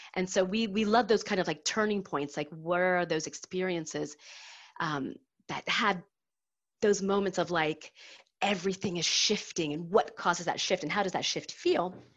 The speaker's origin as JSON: {"language": "English", "country": "United States", "moved": "yes", "lives_now": "Paris, France", "said": "I am an American expat living in Paris, happily married to a Frenchie."}